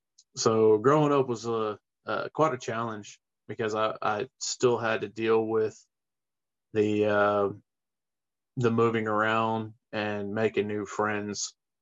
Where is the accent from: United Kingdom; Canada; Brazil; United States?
United States; Webster, Texas; Yeah, I was born down there in Webster, and it's just been a part of me. Texas is who I am.